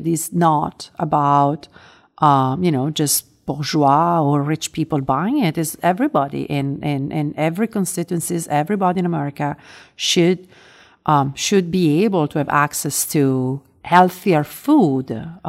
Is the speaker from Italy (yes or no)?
yes; Italy; I grew up in Italy. I grew up in a country in which we have probably 975 geographic indication or more, and just a handful of those are famous.